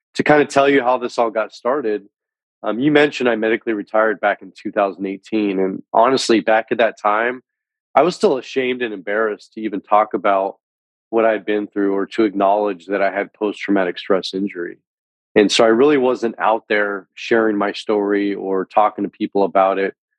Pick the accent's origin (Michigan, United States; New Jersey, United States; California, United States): California, United States; San Francisco Bay Area, Northern; I'm originally from the San Francisco Bay Area in Northern California. Was born and raised.